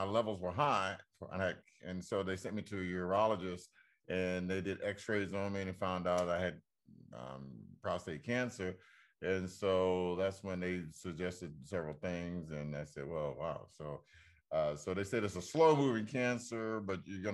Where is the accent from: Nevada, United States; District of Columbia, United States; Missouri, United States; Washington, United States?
District of Columbia, United States; Washington; my hometown of D.C.